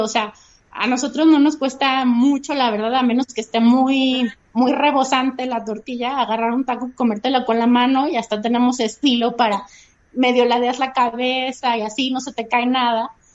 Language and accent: Spanish; Mexico; para nosotros como mexicanos el chile sí define en la forma en la que comemos